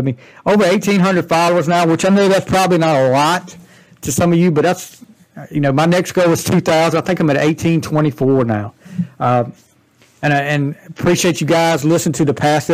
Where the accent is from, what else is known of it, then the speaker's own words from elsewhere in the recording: the South, United States; accent: Southern; also born or lived in North Carolina; You can tell from the accent I'm from the South